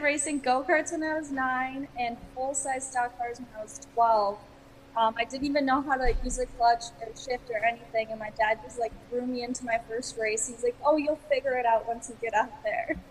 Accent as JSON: {"language": "English", "region": "Wisconsin", "country": "United States", "tie": "born or raised there", "said": "so I grew up in Wisconsin"}